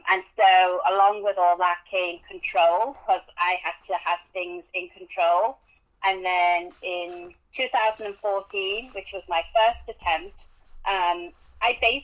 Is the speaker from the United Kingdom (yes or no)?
yes; England, United Kingdom; accent: English; now in United States; As you can tell from my accent, I am English. Lived in America since 1998